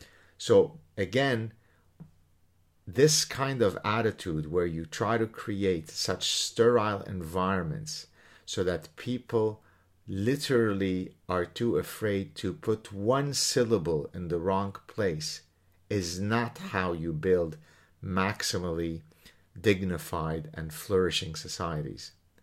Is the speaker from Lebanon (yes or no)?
yes; Lebanon; I mean, again, think about the world that I grew up in Lebanon. Think about what I have faced, what my family has faced in Lebanon.